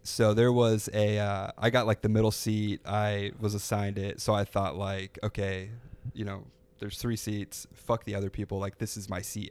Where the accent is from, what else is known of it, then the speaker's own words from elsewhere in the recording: Florida, United States; I'm from an hour north of here